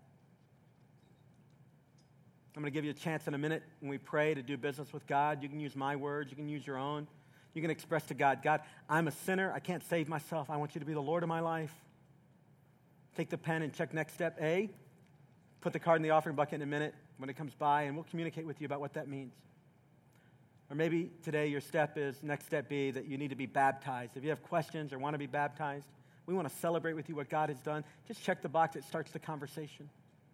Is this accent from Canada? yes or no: no; Southeast Tennessee, United States; when I was a little boy in the South, I grew up in Southeast Tennessee